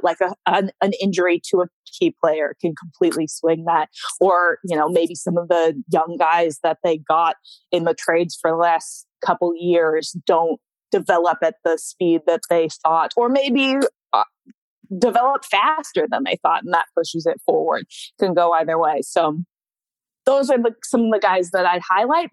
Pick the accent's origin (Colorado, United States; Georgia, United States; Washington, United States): Washington, United States; West Coast; moved away; I grew up on the West Coast